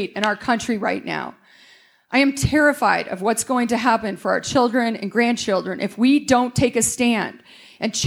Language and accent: English; Monument, Colorado, United States; as a kid in Monument, Colorado